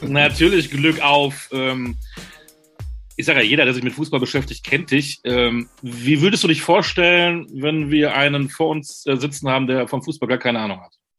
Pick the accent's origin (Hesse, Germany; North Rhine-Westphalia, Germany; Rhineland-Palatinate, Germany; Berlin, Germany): North Rhine-Westphalia, Germany; Münster; ich bin äh, Münsteraner